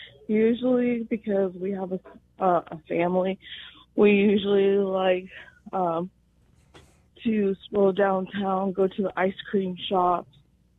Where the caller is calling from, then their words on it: San Angelo, Texas, United States; San Angelo.